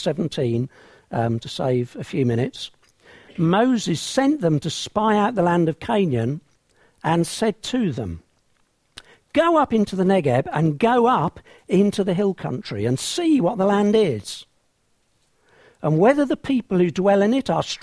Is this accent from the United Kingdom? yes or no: yes; England, United Kingdom; I'm an Englishman from England